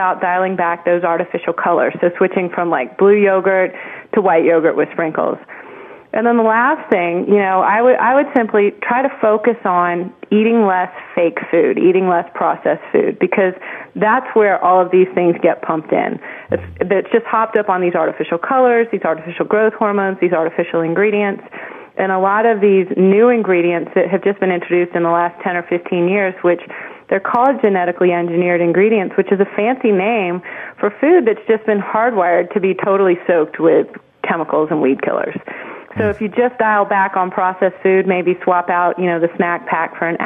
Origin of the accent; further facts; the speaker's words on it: Texas, United States; I grew up in Texas